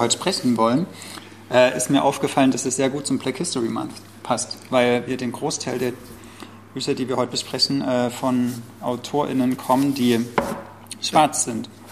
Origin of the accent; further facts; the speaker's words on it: East Germany, Germany; auch Deutsche, der in Ostdeutschland aufgewachsen ist